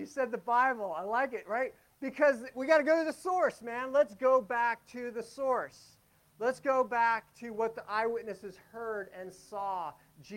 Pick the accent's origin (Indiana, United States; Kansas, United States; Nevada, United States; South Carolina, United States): Nevada, United States; Las Vegas; moved away; also born or lived in Pacific Northwest; I'm from Las Vegas originally